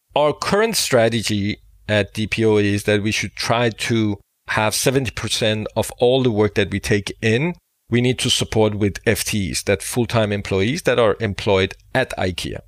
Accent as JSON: {"language": "English", "country": "Denmark", "said": "I am from Denmark"}